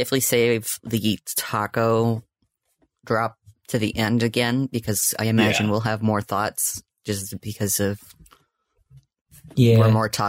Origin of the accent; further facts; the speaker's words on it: Canada; As a Canadian